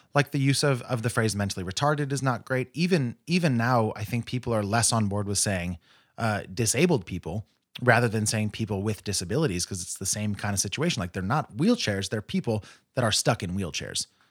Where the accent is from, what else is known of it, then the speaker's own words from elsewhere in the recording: Modesto, California, United States; I grew up in Modesto, which is a stone's throw from Tracy